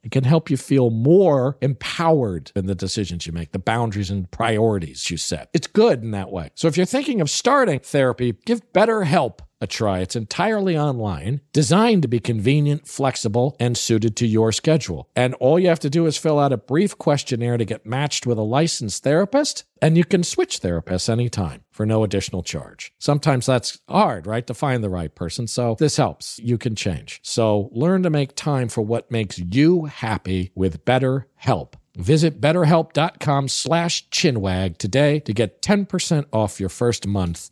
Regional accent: New Haven, Connecticut, United States; I grew up in New Haven, Connecticut.

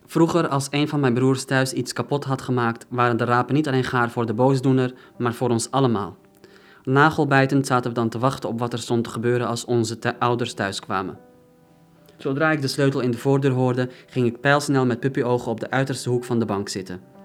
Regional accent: Netherlands; dan voelde ik me weer bijvoorbeeld meer Nederlander en dan, en dan minder Marokkaan

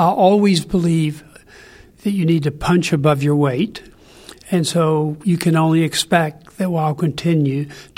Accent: Kentucky, United States; born or raised there

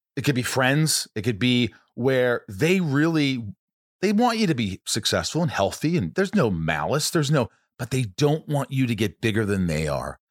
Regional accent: Indiana, United States; moved away; I grew up in Indiana.

